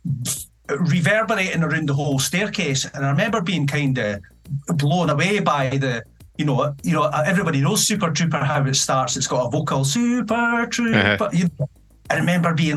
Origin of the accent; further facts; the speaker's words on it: Edinburgh, Scotland, United Kingdom; also born or lived in Dunfermline / Penicuik; I was born in 1973 in Edinburgh, and I lived in a place called Gracemount in the High Flats with my mum